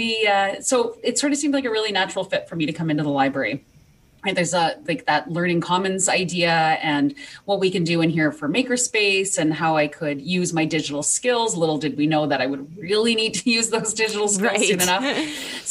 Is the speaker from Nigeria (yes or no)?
no; Canada; I'm from Canada, which is why you're going to hear a little bit of an accent.